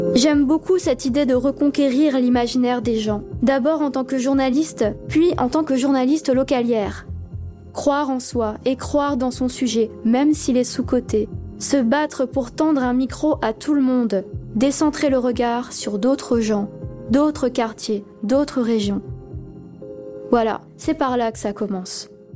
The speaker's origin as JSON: {"language": "French", "area": "Alsace", "region": "Grand Est", "country": "France", "said": "en tant qu'Alsacienne"}